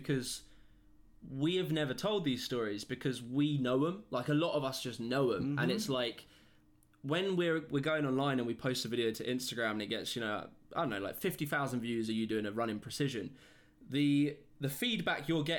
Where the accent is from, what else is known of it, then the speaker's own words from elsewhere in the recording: United Kingdom; I come from Britain